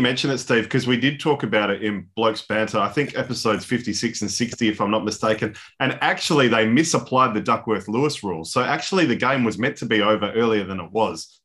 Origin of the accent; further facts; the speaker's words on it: Ireland; as an Irishman